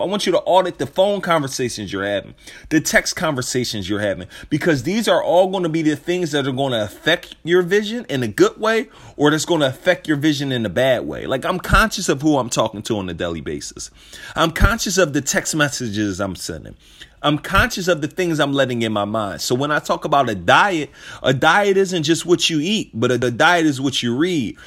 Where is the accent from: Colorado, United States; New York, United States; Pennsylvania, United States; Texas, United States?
Pennsylvania, United States; Philadelphia; I'm from Philadelphia